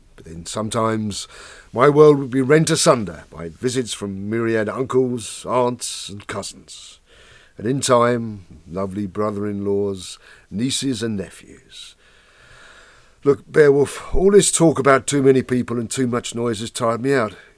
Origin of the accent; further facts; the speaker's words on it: suburban outer London, northwest Kent, South East England, United Kingdom; raised in suburbia in outer London, northwest Kent.